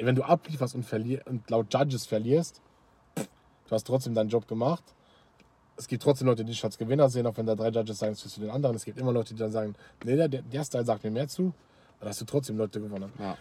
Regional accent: Luxembourg; bei uns in Luxemburg

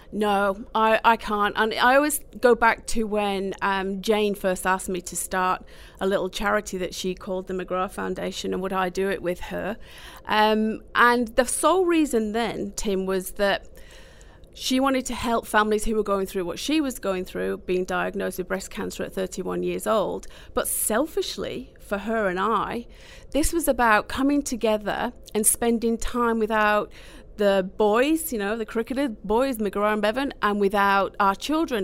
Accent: Manchester, North West England, United Kingdom; now in Australia; I'm from Manchester

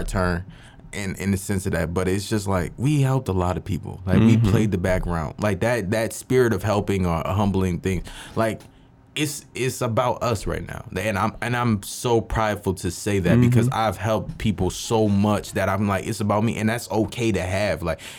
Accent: Philadelphia, Pennsylvania, United States; I'm from mm-hmm. Philly

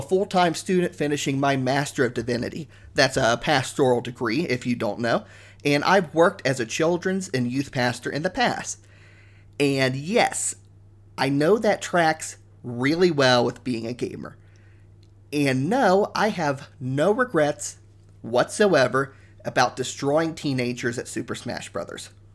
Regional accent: Ohio, United States; moved away as an adult; now in Canada; I grew up in Ohio. I moved to Canada about three and a half years ago

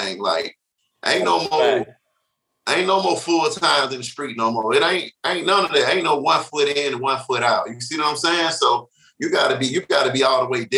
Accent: East Point, Georgia, United States; I'm from East Point, Georgia. I went to Tri-City High School

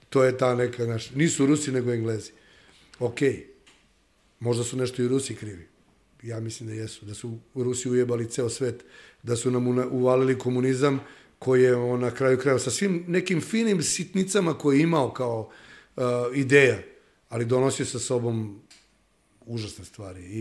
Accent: Serbia; mi kao nacija Srbi

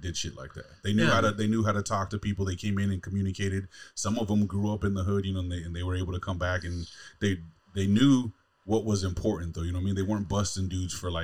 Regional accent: Southern California, United States; now in Fargo, United States; I'm from Southern California, born and raised, mm-hmm. LA, San Diego

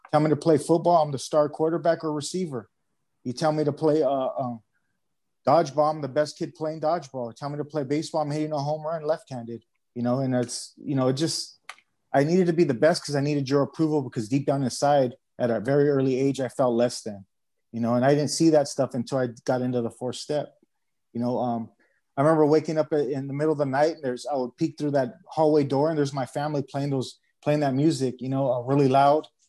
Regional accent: Los Angeles, California, United States; now in Arizona, United States; I grew up in San Pedro

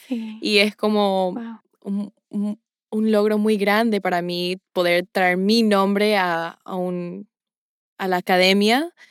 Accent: Paraguay; Es con mucho orgullo que digo que soy paraguaya, un sentimiento perpetuo que se puede comparar a lo que sentimos cuando juega nuestro equipo en la Copa Mundial.

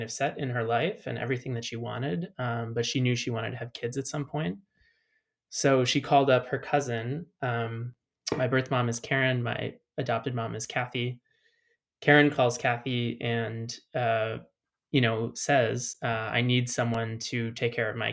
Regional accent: Chicago, Illinois, United States; moved away as an adult; now in Berlin, Germany; I'm American, if you couldn't tell, I'm from Chicago.

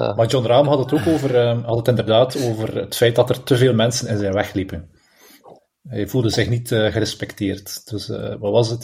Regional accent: Belgium; als Belg zijnde

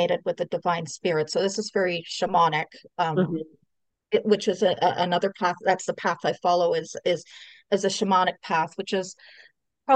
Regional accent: Canada; I was born here in Canada, so I'm first generation Canadian

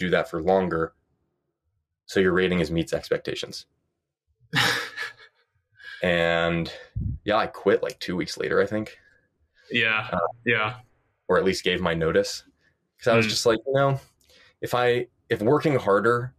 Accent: New York, United States; moved away as an adult; also born or lived in Stanford; I grew up in New York

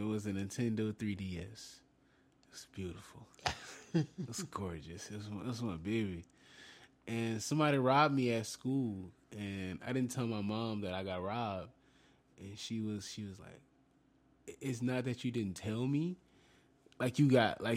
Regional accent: New Orleans, Louisiana, United States; We're from New Orleans

